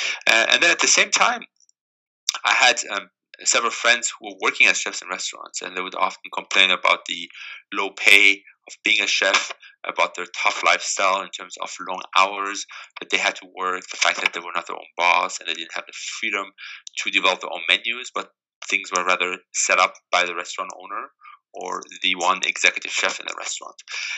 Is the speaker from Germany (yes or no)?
yes; Germany; English is a second language; moved away as an adult; now in San Francisco, United States; And when I moved to San Francisco from Germany 11 years ago, I was very fascinated by the melting pot of San Francisco with all the different cultures and cuisines present in a fairly small city.